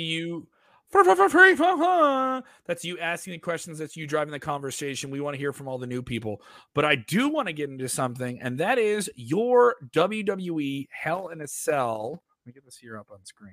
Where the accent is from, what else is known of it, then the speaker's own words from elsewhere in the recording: Chicago, Illinois, United States; I'm from Chicago